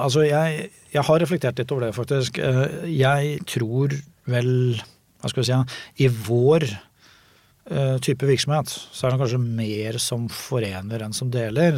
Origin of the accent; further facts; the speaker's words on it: Norway; jeg kommer fra Norge